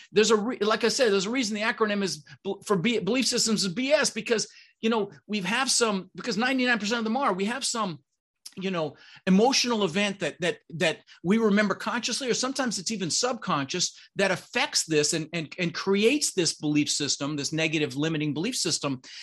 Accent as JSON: {"language": "English", "town": "Denver", "region": "Colorado", "country": "United States", "tie": "born or raised there", "also_born_or_lived": "Netherlands", "second_language": "English", "said": "I immigrated to this country when I was six years old. Um, I was born in the Netherlands, you know, Holland, wooden shoes, windmills, um, and we immigrated with my brother Albert, my mother Zvonta, and ended up in Denver, Colorado"}